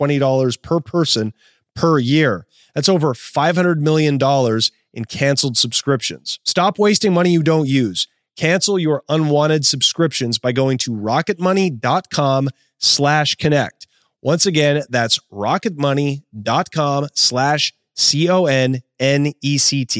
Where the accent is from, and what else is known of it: Portland, Oregon, United States